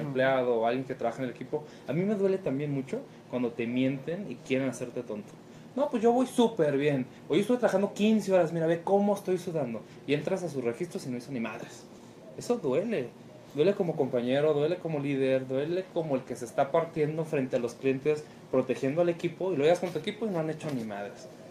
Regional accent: Chihuahua, Mexico; now in Guadalajara, Mexico; de donde yo vengo es el número uno en divorcios

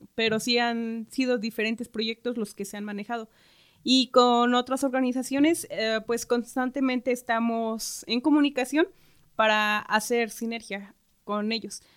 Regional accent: Santa Isabel Cholula, Puebla, Mexico; soy de Santa Isabel Cholula

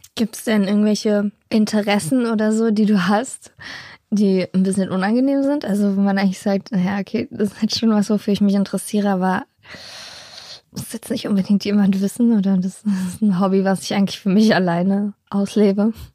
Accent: Berlin, Germany; ich bin ja eigentlich im Osten aufgewachsen, in Hellersdorf, in der Platte, so Randbezirk.

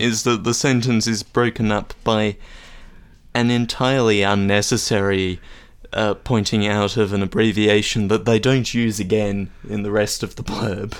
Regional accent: Australia; as an Australian

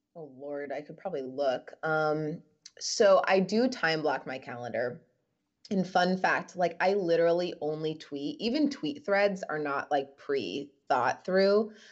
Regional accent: Midwest, United States; moved away; also born or lived in New York; a Midwestern girl who's lived in New York

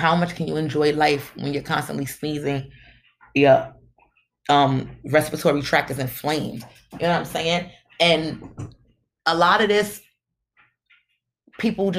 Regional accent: New York City, New York, United States; I'm from Brooklyn

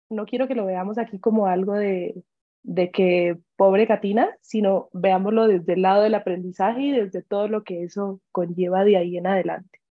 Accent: Ecuador; also born or lived in Colombia; empezando por el que, bueno, soy colombiana y me vine a vivir muy chiquita a Ecuador, a pesar de que son dos culturas muy parecidas

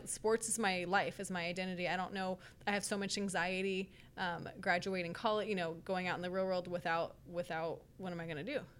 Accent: Merced, California, United States; now in Sacramento, United States; I'm from Merced, California

